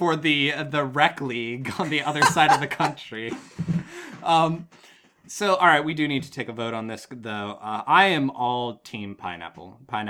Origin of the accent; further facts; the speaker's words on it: Ligonier, Pennsylvania, United States; Fort Ligonier Days, the celebration in my hometown of the fact that we have the only fort never to be taken during the French and Indian War